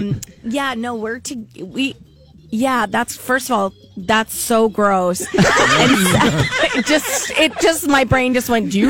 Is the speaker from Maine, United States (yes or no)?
yes; Maine, United States; there was a family in my hometown in Maine that had 14 children